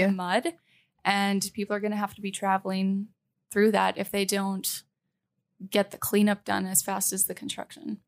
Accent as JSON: {"language": "English", "country": "Canada", "moved": "as an adult", "said": "I am from Canada"}